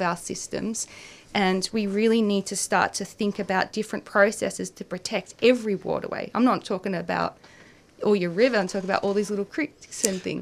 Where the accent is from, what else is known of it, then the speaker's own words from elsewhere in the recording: Gippsland, Victoria, Australia; I grew up in in Gippsland